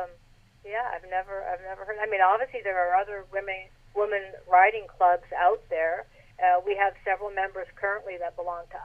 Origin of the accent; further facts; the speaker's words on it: Canada; accent: Canadian; my Canadian accent